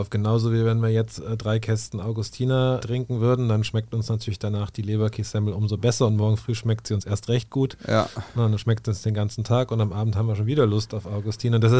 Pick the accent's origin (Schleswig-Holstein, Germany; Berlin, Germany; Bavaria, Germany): Bavaria, Germany; Munich; ich komme aus München